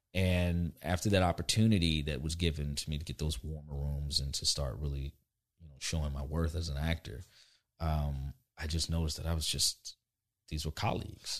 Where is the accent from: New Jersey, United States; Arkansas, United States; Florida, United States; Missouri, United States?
Florida, United States; Orlando; moved away; also born or lived in Albany, Georgia; I was raised in Florida